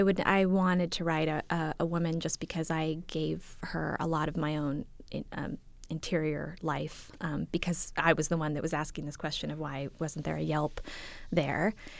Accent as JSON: {"language": "English", "town": "Los Angeles", "region": "California", "country": "United States", "said": "I am from Los Angeles, which is by and large a city in which like everyone wants to be on camera, or a lot of people like to be on camera."}